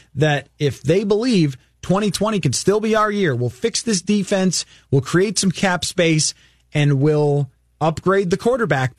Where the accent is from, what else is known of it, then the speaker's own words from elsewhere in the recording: Buffalo, New York, United States; moved away; I'm from Buffalo